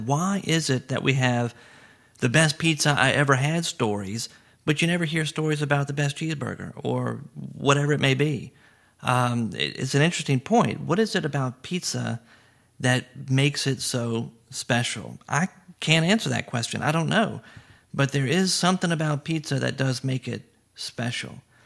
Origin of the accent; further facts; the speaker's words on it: Baton Rouge, Louisiana, United States; growing up in Baton Rouge